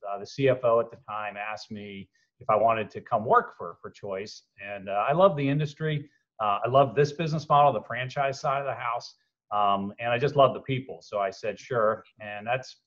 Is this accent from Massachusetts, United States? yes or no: no; Washington, District of Columbia, United States; I was born here in Washington, D.C.